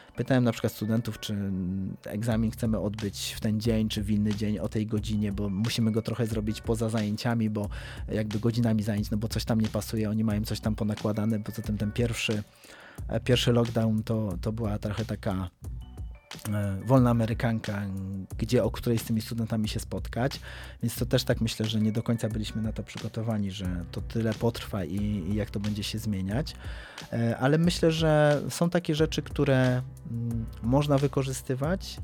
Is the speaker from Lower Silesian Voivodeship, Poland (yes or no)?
no; Kraków, Lesser Poland, Poland; od urodzenia mieszkam w Krakowie